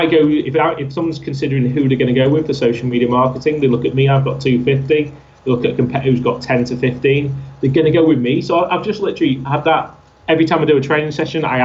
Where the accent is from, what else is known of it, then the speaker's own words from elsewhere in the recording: Altrincham, North West England, United Kingdom; my hometown of Altrincham